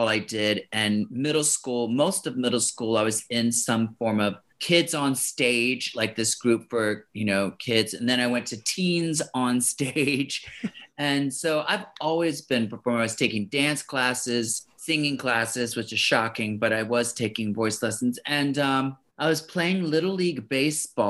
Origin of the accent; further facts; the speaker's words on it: Baltimore, Maryland, United States; also born or lived in Florida / New York; now in Los Angeles, United States; then we moved to Baltimore. So I grew up in Maryland